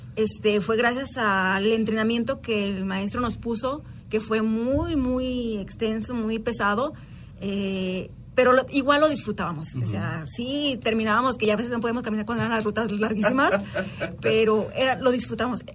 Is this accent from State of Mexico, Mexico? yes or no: no; Guanajuato, Mexico; somos de Guanajuato